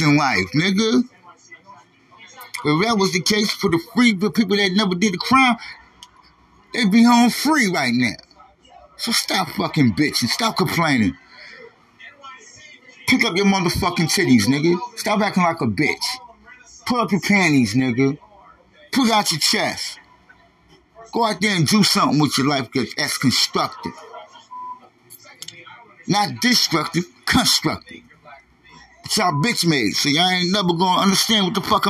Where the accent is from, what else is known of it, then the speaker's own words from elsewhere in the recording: New York, United States; moved away; I'm from New York State, nigga. We gangsters out there